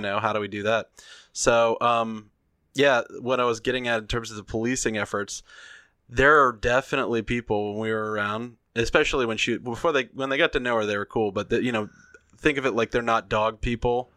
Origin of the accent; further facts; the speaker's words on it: the South, United States; I'm from the South